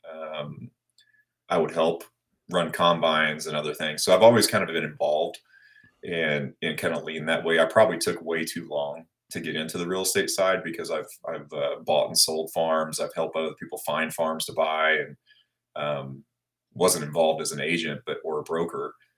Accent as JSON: {"language": "English", "town": "Blue Springs", "region": "Missouri", "country": "United States", "tie": "born or raised there", "also_born_or_lived": "Abilene, Kansas", "said": "I was born in Abilene, Kansas, which is out in the middle of nowhere. But um, as we entered school phase and all that, we moved over actually just across the state line on the Missouri side. Ended up going to high school at Blue Springs, Missouri"}